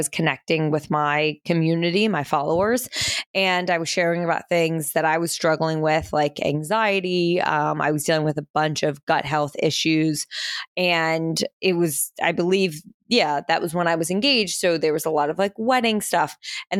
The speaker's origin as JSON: {"language": "English", "town": "Princeton", "region": "New Jersey", "country": "United States", "tie": "born or raised there", "also_born_or_lived": "Manhattan, New York / Pennsylvania", "moved": "as an adult", "lives_now": "New York, United States", "said": "We moved from New York to New Jersey when I was, I think, like three, in between three and four, and moved to Princeton, New Jersey, which is where I spent my entire childhood"}